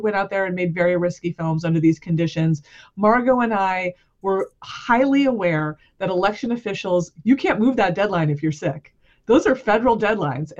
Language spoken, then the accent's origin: English; Cranston, Rhode Island, United States; also born or lived in Providence, Rhode Island; I'm from Rhode Island. I live in Providence. I was born in this state, and I was born in the city of Cranston